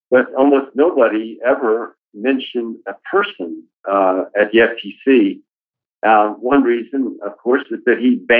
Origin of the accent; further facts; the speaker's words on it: Brooklyn, New York, United States; Maternity Hospital in Williamsburg, Brooklyn. I don't think that hospital even exists any longer. And Williamsburg today is not what Williamsburg was like when I was living there 70 years ago.